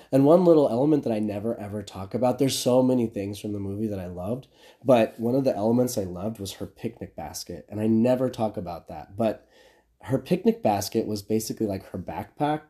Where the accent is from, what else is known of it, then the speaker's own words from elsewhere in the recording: Midland, Texas, United States; moved away as an adult; also born or lived in Lubbock, Texas; now in Los Angeles, United States; I'm from Midland, Texas. It's okay. a small city in West Texas